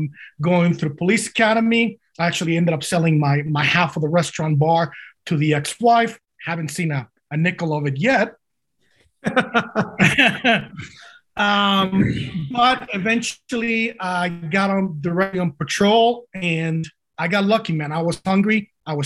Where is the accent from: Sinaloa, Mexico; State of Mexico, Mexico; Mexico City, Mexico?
Mexico City, Mexico; English is a second language; moved away as an adult; also born or lived in Italy / Chicago, Illinois / Washington, D.C.; now in United States; I was born in Mexico City, raised in Mexico City, arrived in the United States around the age of 22